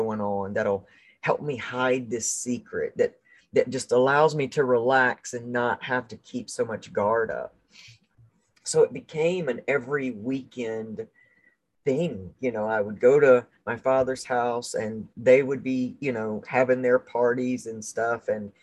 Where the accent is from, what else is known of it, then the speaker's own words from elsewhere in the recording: the South, United States; I grew up in the South